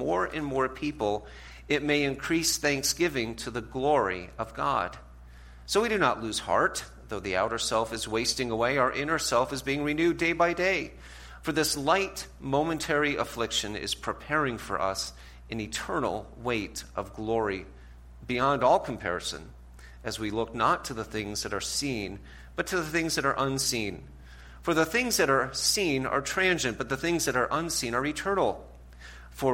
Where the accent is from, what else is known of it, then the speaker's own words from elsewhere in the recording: New England, United States; now in Ohio, United States; we live in Ohio. My wife is from Ohio, but I'm from New England.